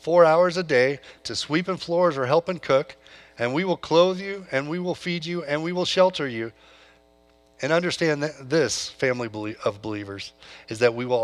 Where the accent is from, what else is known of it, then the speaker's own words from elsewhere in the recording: California, United States; moved away; I come from California. Grew up on a farm there